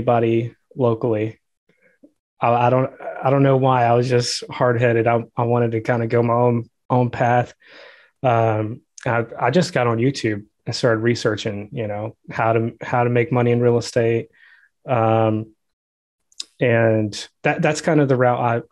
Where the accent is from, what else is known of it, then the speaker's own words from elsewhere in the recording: Georgia, United States; I'm from Georgia